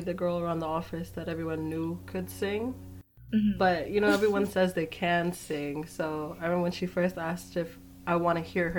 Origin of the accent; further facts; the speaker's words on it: Bay Area, California, United States; I'm also from the Bay Area.